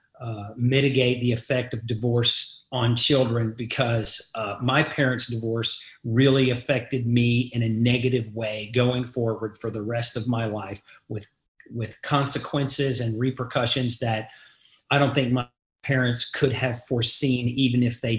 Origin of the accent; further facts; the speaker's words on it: Groves, Texas, United States; moved away as an adult; also born or lived in Galveston, Texas / Beaumont, Texas; now in Dallas, United States; I'm a native Texan. I come from Southeast Texas, a small town called Groves